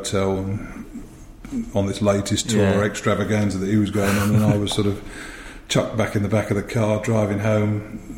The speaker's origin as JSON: {"language": "English", "town": "Harrow", "region": "London", "country": "United Kingdom", "tie": "born or raised there", "also_born_or_lived": "Lancashire / Pinner", "said": "always lived in Harrow"}